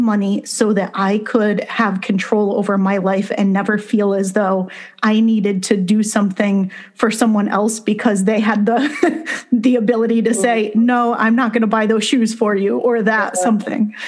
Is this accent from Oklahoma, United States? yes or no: no; Connecticut, United States; I grew up in Connecticut